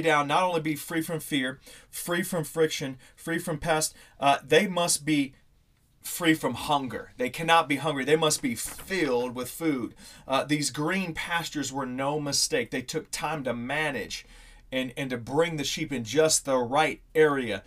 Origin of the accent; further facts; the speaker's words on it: Missouri, United States; growing up in Missouri